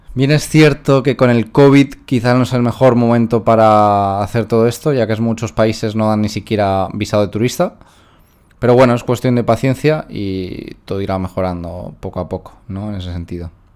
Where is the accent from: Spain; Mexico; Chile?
Spain; moved away as an adult; now in Philippines; soy de España